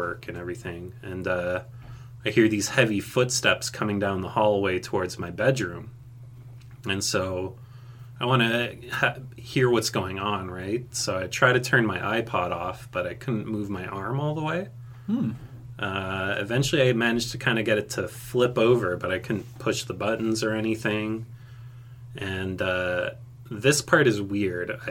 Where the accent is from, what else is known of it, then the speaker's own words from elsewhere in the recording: Montreal, Quebec, Canada; moved away as an adult; also born or lived in Athens, Greece; now in southern Ontario, Canada; I moved back to Canada with my mom when I was 2. And I lived around Montreal, Quebec. And now I've been living in southern Ontario for about 6 years.